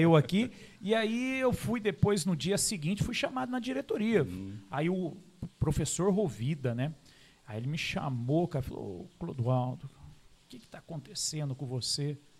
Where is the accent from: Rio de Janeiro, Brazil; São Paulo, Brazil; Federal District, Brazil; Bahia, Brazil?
São Paulo, Brazil; Caçapava; also born or lived in São José dos Campos; nasci aqui em São José dos Campos, uhum. né? Aí depois, com uns oito anos, fui Uh, fomos né, para Caçapava